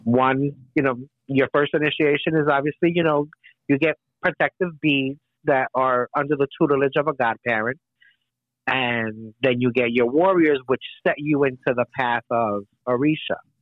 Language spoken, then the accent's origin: English; United States; I am uh, of uh, Puerto Rican descent. Both my parents uh, were born on the island. I was born here in the United States